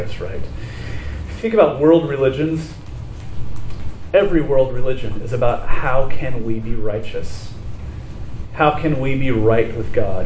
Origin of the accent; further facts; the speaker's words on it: Laguna Beach, California, United States; I grew up in Laguna Beach